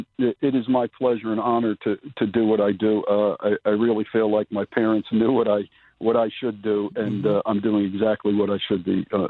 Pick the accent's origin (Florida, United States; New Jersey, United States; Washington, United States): New Jersey, United States; I grew up in New Jersey.